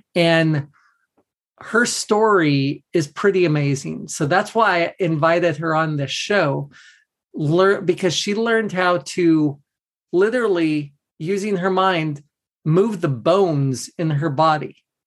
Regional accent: Southern California, United States; I grew up in in Southern California

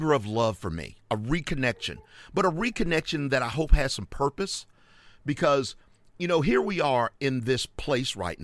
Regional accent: Charlotte, North Carolina, United States; moved away as an adult; now in Atlanta, United States; my hometown area, Charlotte, and the whole Metrolina region.

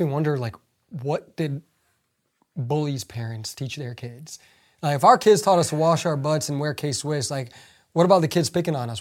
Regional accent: United States; English is a second language; growing up in the United States

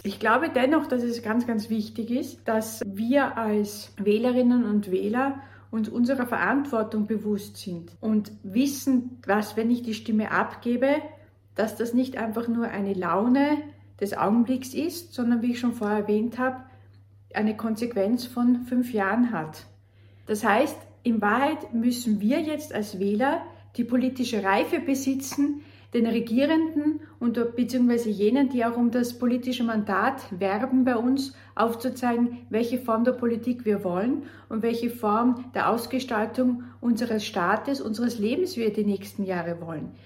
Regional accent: Austria; bei uns in Österreich

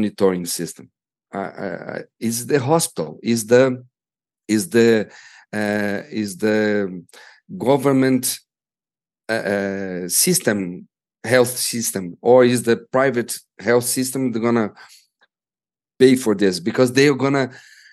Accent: Brazil; as we are from Brazil, and it's a poor country

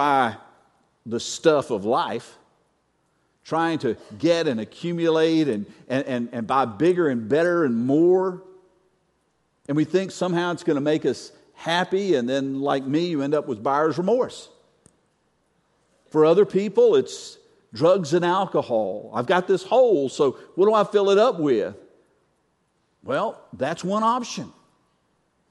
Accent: North Carolina, United States; I'm from North Carolina

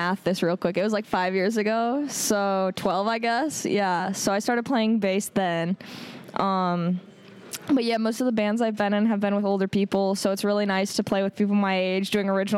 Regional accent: Connecticut, United States; I'm from Connecticut, and we're opening for them in Connecticut, which is really cool for me because it's, like, hometown

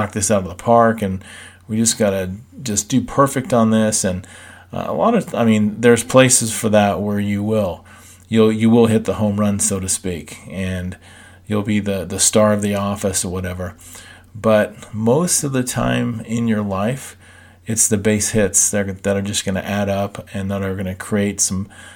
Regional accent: Southern California, United States; I grew up in Southern California

